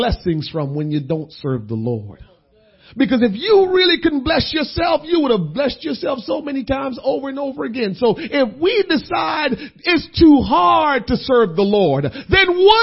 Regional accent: Jamaica; moved away; I'm a Jamaican.

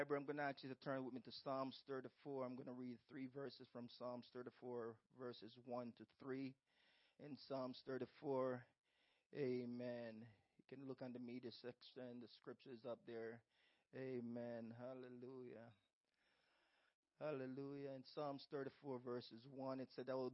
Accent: Jamaica; moved away as an adult; when I came from Jamaica, I worked 3 jobs and I went to a community college at the same time.

